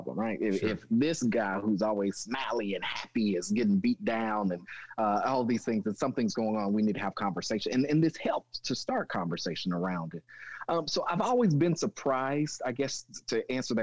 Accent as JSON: {"language": "English", "town": "Jones", "region": "Oklahoma", "country": "United States", "tie": "born or raised there", "also_born_or_lived": "Michigan", "said": "I grew up in Jones, Oklahoma"}